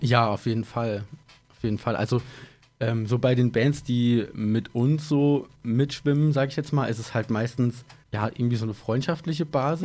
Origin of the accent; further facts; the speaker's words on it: Idar-Oberstein, Rhineland-Palatinate, Germany; moved away as an adult; also born or lived in Koblenz / Frankfurt / Berlin; wir kommen ursprünglich alle aus dem Raum Ida Oberstein, deswegen auch mit der Schule, dass wir uns da halt schon kannten